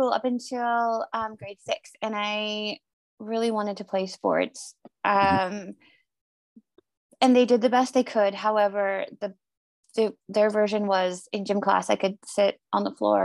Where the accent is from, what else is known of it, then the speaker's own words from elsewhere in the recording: Northern Ontario, Canada; I grew up in Northern Ontario, which is a province of Canada